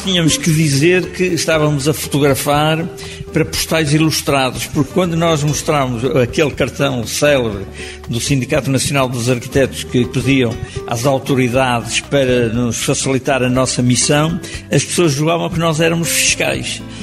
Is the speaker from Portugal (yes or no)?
yes; Leça da Palmeira, Norte, Portugal; um miúdo da minha terra, à beira-mar, em Leça da Palmeira